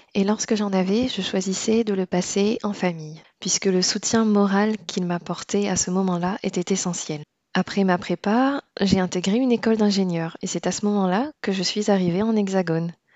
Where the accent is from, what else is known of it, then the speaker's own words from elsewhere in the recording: Réunion; moved away as an adult; also born or lived in Poitiers; je suis née et j'ai grandi à La Réunion